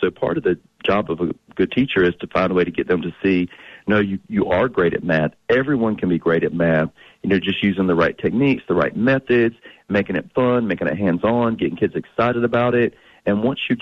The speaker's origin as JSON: {"language": "English", "region": "North Carolina", "country": "United States", "tie": "born or raised there", "said": "I'm from the country. I grew up in North Carolina, down dirt roads"}